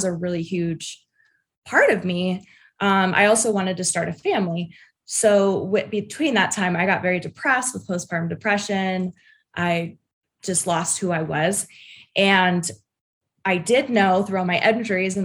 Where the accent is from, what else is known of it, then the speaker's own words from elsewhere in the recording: United States; I grew up in Tahoe